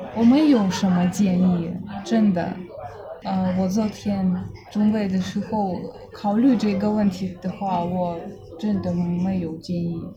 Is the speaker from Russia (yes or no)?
yes; Zabaykalsky Krai, Russia; Chinese is a second language; moved away as an adult; also born or lived in Saint Petersburg, Russia; now in Tokyo, Japan; 我的嗯。故乡，呃，其实比中国很近，离中国很近，离中国内蒙古的蛮族里城市嗯。 一百五十公里，很小小的村子，一万五千人，嗯。比较小的。现在冬天，我们零下三十度，较冷